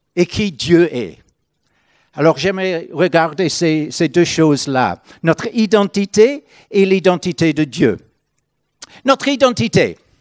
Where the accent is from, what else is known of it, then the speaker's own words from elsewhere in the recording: Northern Ireland, United Kingdom; French is a second language; moved away as an adult; now in France; je viens de l'Irlande du Nord.